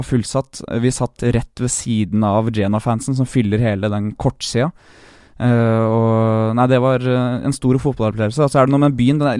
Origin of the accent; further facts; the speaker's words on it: Bråstad, Norway; jeg kommer fra Bråstad gård.